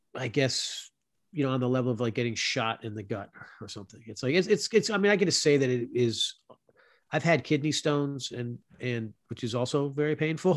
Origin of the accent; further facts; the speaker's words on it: South Florida, United States; moved away; also born or lived in Louisville, Kentucky; I'm a kid from Florida, you know, from South Florida. That's where I grew up